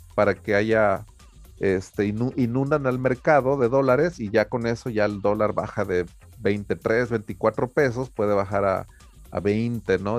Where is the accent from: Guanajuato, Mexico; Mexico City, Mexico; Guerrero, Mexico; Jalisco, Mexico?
Guerrero, Mexico; Taxco; Tasco, por ejemplo, de donde yo me crié